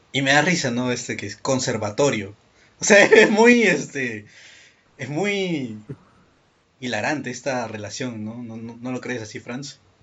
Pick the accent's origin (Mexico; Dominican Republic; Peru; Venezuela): Peru; yo soy de Perú.